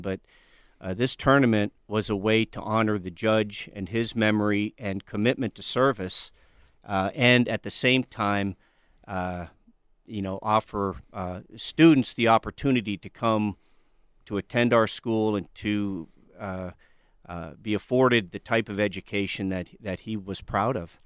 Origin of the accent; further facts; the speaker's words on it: western Pennsylvania, United States; now in Tucson, United States; Originally, I'm from western Pennsylvania